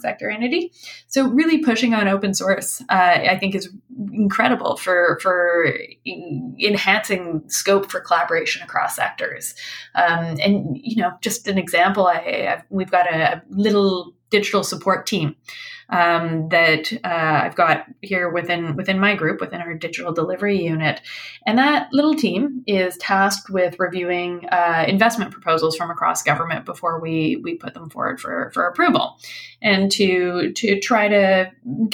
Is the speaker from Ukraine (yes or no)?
no; British Columbia, Canada; moved away as an adult; I grew up here in British Columbia, and then I was gone for, I guess, 17 years, came back here in this capacity